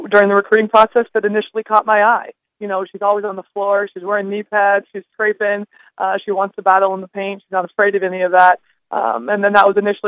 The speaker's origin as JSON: {"language": "English", "town": "Bloomington", "region": "Minnesota", "country": "United States", "tie": "born or raised there", "moved": "as an adult", "lives_now": "Fargo, United States", "said": "I am from the Twin Cities. I grew up in Bloomington and graduated from Bloomington Jefferson High School."}